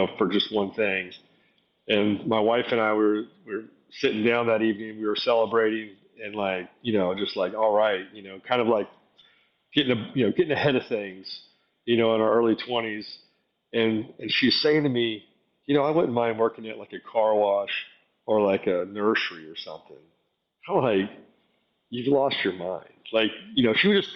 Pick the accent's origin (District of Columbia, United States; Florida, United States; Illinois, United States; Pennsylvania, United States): Florida, United States; South; moved away as an adult; now in Atlanta, United States; we moved to South Florida as a child, and I grew up in distressed neighborhoods.